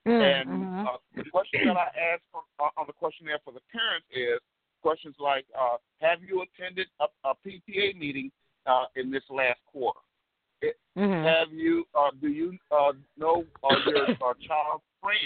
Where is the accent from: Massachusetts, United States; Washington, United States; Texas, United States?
Texas, United States; moved away; also born or lived in Chicago; When I grew up here in Texas, and then my dad eventually hauled my behind up to Chicago, I grew up on a working